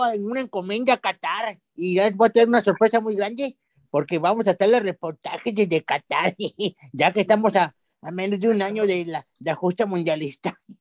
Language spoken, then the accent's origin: Spanish; Monterrey, Nuevo León, Mexico; yo que soy de Monterrey